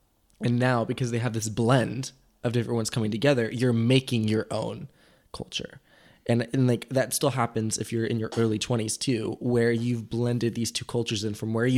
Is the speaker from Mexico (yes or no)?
yes; Mexico; now in United States; my parents spend still a decent amount of time where I grew up in Mexico every year. And so I completely consider that home as well, because that's where I went to school.